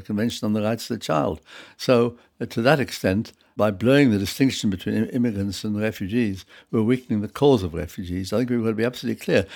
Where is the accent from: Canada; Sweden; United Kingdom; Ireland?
United Kingdom; also born or lived in Prague, Czech Republic; I was brought up from the age of six in this country